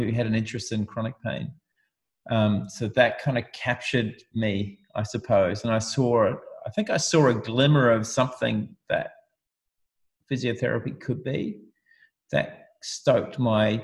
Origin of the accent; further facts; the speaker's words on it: New Zealand; moved away; I grew up in New Zealand in a small town, and I left home